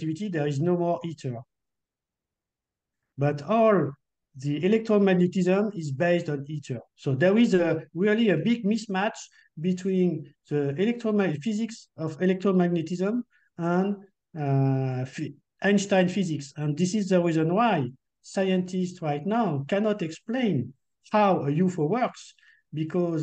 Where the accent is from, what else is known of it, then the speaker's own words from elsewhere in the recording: France; accent: French; English is a second language; my French accent is not so good.